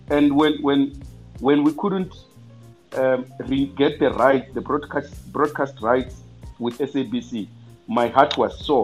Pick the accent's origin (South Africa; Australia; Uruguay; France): South Africa; Venda, Limpopo; I am from Venda